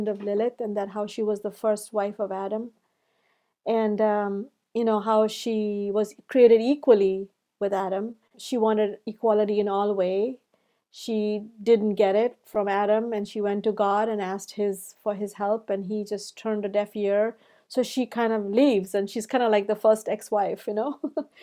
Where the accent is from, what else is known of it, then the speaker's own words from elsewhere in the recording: India; moved away as an adult; now in United States; I come from India, and those icons from Hinduism and Buddhism and all surrounded me